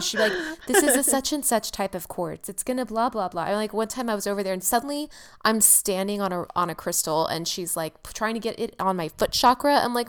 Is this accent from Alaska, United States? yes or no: no; California, United States; also born or lived in San Francisco / Los Angeles; I'm from California. I'm from San Francisco and LA.